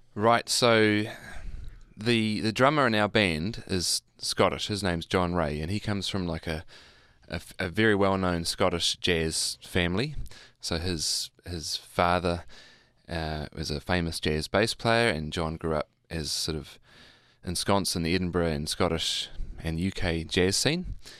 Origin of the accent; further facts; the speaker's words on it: Hamilton, Waikato, New Zealand; I grew up in Hamilton.